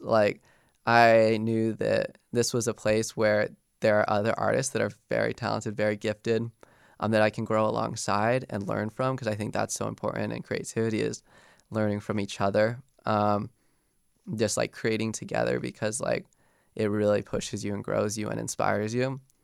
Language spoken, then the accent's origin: English; Golden, Colorado, United States; moved away as an adult; I grew up in Golden my whole life.